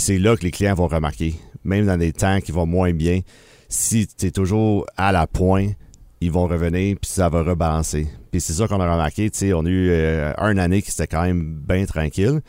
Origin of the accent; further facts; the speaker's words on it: Bromont, Quebec, Canada; also born or lived in Sherbrooke; now in Granby, Canada; j'étais natif de Bromont